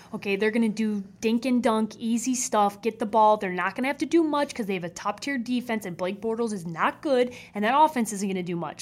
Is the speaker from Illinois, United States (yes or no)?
yes; Chicago, Illinois, United States; my hometown team